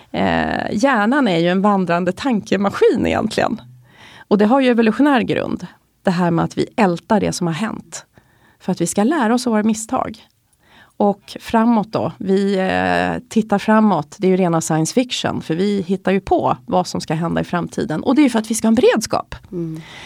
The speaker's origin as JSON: {"language": "Swedish", "town": "Stockholm", "region": "Stockholm County", "country": "Sweden", "said": "vi är stockholmare"}